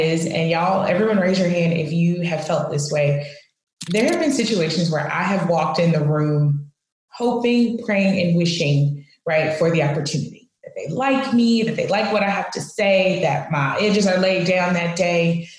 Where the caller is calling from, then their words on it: Dallas, Texas, United States; I'm joining you from Dallas, Texas.